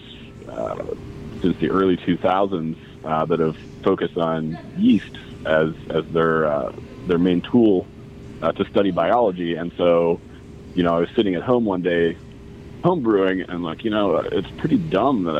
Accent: Pittsburgh, Pennsylvania, United States; now in Bloomington, United States; I'm originally from Pittsburgh. I'm in Bloomington, Indiana now.

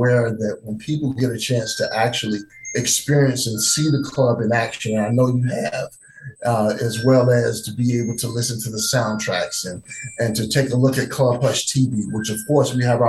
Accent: North Carolina, United States; And I'm actually from North Carolina.

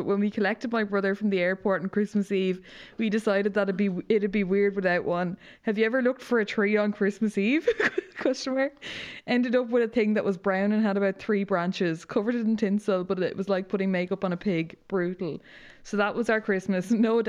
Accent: County Mayo, Ireland; It's December 2010, the year of the big snow, and I'm from Mayo, so that actually means true inconvenience, can't go anywhere, can barely walk outside the door.

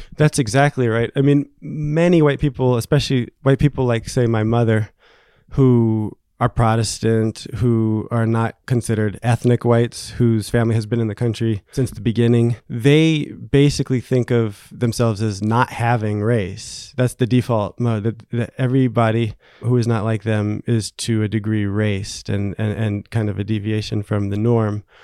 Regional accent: New Jersey, United States; moved away as an adult; now in Paris, France; I grew up in New Jersey, uh, in the nineteen eighties and nineties

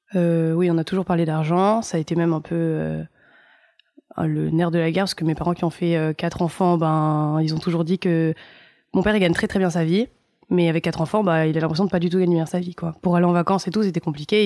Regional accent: Nice, Provence-Alpes-Côte d'Azur, France; J'ai grandi à Nice.

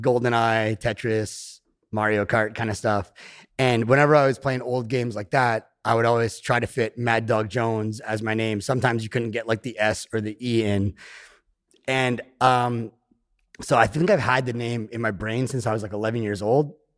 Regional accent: Canada; I live in the woods in my hometown

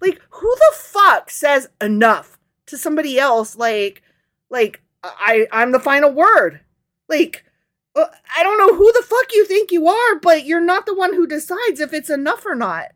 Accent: Midwest, United States; accent: Midwestern

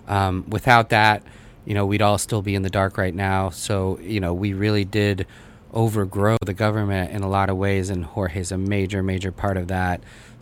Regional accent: United States; also born or lived in Russia; I speak it with my family and things like that. I was born there, but I really grew up here in the U.S., came over when I was 3 years old. So my accent and my pronunciation and all of those things probably aren't 100%.

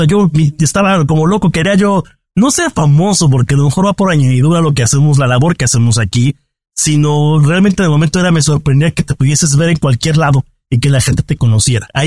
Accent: Mexico; yo soy periodista, vengo de México, pero no te puedo llevar conmigo.

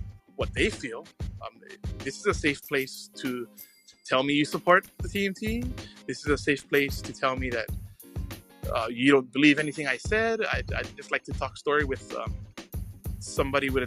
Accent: Hawaii, United States; I do love Hawaii, and we're so lucky to live here

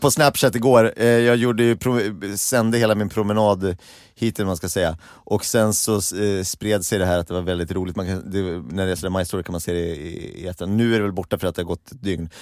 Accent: Gimo, Uppsala County, Sweden; jag kom från Gimo

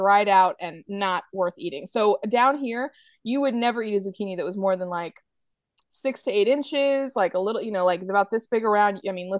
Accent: New England, United States; now in North Carolina, United States; I have to say I feel very strongly about this because I grew up in New England, but then now I live in North Carolina, which is on the east coast of America, but kind of down south.

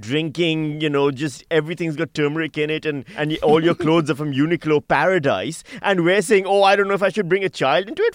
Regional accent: Australia; being Australian

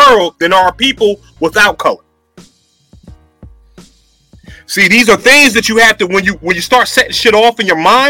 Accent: United States; I was born in the United States of America.

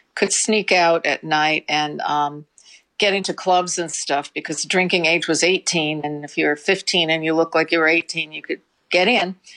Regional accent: New York City, New York, United States; we grew up in the Bronx

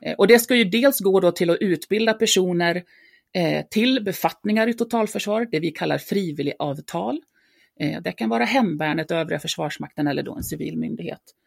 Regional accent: Dalarna County, Sweden; jag är uppväxt i, i Dalarna

